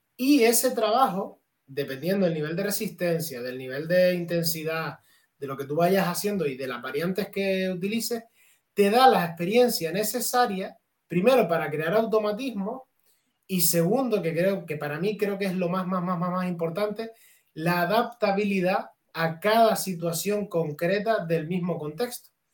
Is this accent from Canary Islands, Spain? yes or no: yes; Canary Islands, Spain; mi pueblo, allí en Canarias.